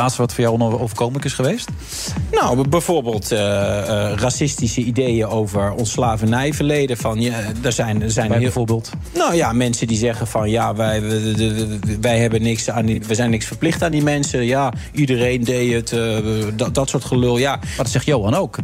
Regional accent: Netherlands; als Nederlanders

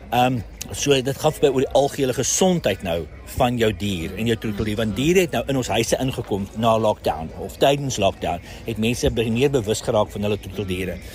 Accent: Pretoria, Gauteng, South Africa; ek's van Pretoria

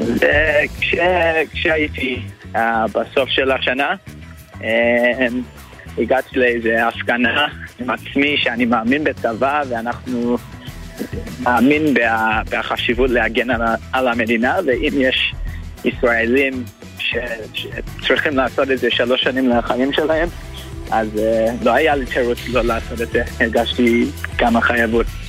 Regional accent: Melbourne, Victoria, Australia; moved away as an adult; now in Israel; עליתי מאוסטרליה, ממלבון.

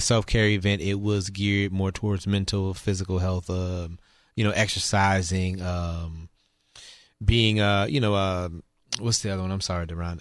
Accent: New Orleans, Louisiana, United States; moved away as an adult; now in Houston, United States; I was born and raised in New Orleans, and I moved here.

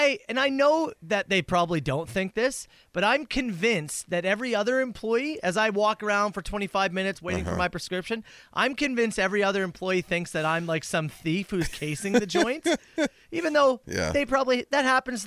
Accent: Manitoba, Canada; I grew up in Manitoba, and when you see one in person, literally, your pants.

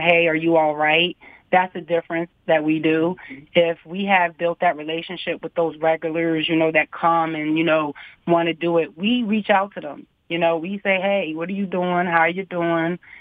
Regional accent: Harrisburg, Pennsylvania, United States; also born or lived in Virginia; I'm born and raised in Harrisburg

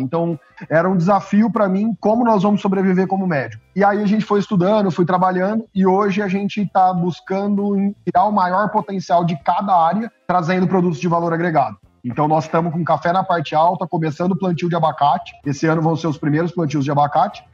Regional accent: Ribeirão Preto, São Paulo, Brazil; eu sou de Ribeirão Preto

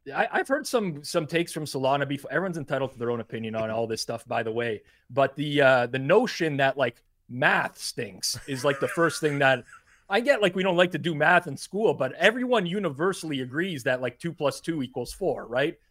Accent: Canada; as a Canadian

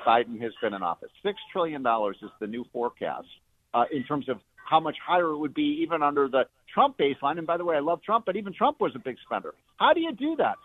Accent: Chicago, Illinois, United States; a Chicagoan who spent, you know, all my years growing up in Chicago.

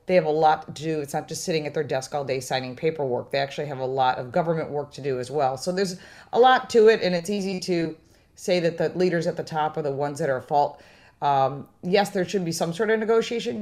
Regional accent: Detroit, Michigan, United States; moved away; also born or lived in Western New York; I'm originally from Detroit

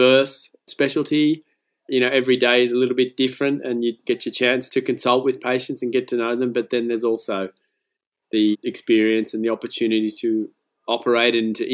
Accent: Lismore, New South Wales, Australia; I grew up in Lismore, so it's obviously not in the big city

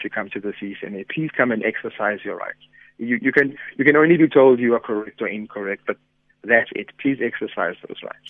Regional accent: South Africa; as South African citizens

